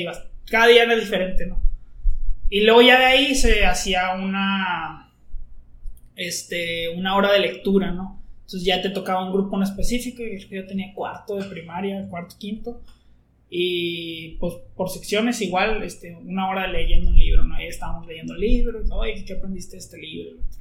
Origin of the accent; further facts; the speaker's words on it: Monclova, Coahuila, Mexico; yo soy de Monclova